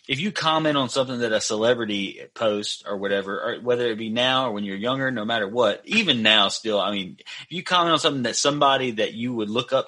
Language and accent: English; McComb, Mississippi, United States; I grew up in Pike County